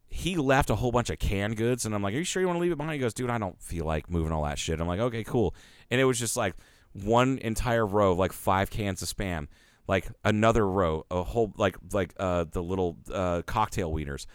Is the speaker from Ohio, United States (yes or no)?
yes; Ohio, United States; moved away; I lived in Ohio for all those years